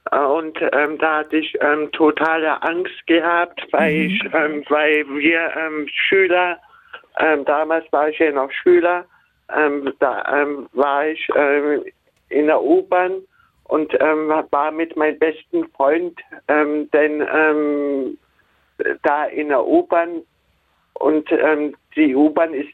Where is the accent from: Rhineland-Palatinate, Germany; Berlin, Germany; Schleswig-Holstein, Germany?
Berlin, Germany; Ich bin in Berlin-Marzahn aufgewachsen.